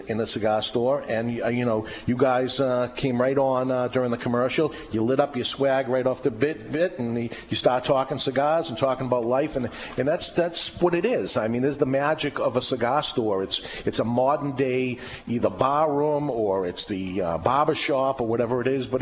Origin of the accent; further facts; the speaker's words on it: Everett, Massachusetts, United States; I grew up in Everett, right next door